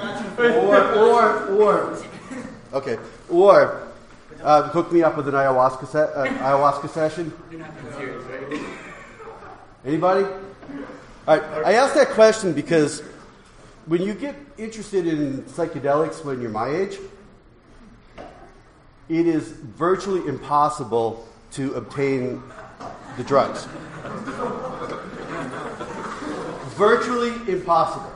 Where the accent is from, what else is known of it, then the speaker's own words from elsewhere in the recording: New York, United States; I come from New York